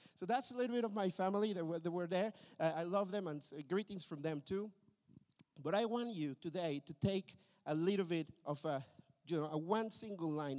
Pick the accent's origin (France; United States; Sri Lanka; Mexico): Mexico; also born or lived in Berlin, Germany; now in Tilburg, Netherlands; I come from a broken family uh, from Mexico